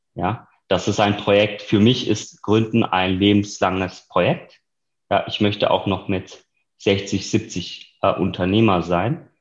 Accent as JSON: {"language": "German", "area": "near Reutlingen", "region": "Baden-Württemberg", "country": "Germany", "tie": "born or raised there", "moved": "as an adult", "lives_now": "Berlin, Germany", "said": "ich selbst komme aus dem Süden Deutschlands, aus der Nähe von Reutlingen, wo ich geboren bin und studiert habe"}